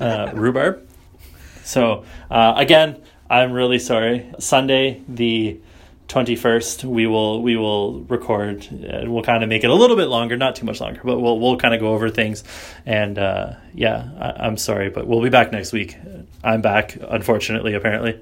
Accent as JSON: {"language": "English", "country": "Canada", "said": "as is a Canadian is wont"}